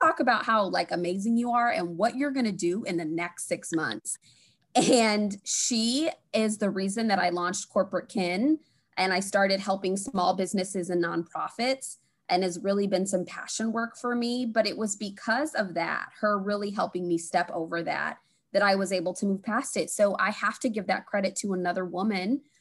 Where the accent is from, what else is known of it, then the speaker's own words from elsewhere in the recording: Springfield, Illinois, United States; also born or lived in Chicago; I grew up in Springfield, Illinois